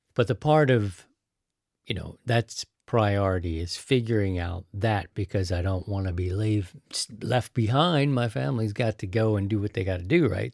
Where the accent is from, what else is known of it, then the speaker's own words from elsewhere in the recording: Baltimore, Maryland, United States; also born or lived in Missouri; now in St. Louis, United States; I'm from Baltimore.